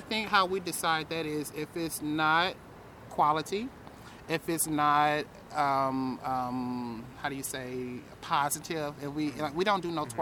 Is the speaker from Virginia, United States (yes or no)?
no; Tennessee, United States; now in Phoenix, United States; I'm from Tennessee